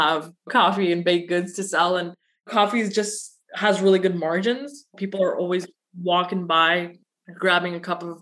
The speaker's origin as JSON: {"language": "English", "town": "Burnaby", "region": "British Columbia", "country": "Canada", "tie": "born or raised there", "also_born_or_lived": "Pakistan / Russia / Surrey, British Columbia", "said": "I grew up in Burnaby and Surrey"}